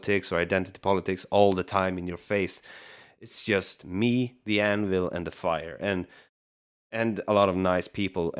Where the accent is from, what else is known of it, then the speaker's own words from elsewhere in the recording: Sweden; I'm from Sweden